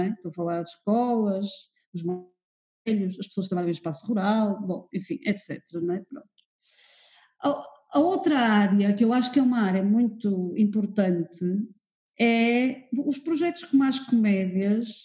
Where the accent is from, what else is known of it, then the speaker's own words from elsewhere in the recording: Porto, Porto District, Portugal; now in Lisbon, Portugal; Eu, quando vim do Porto para Lisboa, notei uma diferença enorme desse ponto de vista.